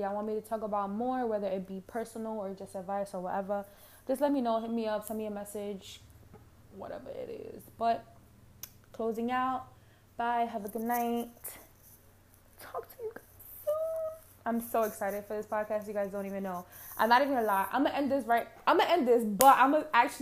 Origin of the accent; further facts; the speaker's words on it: New York City, New York, United States; accent: Harlem; I'm from Harlem. I do have an accent. My accent comes from Harlem, New York City.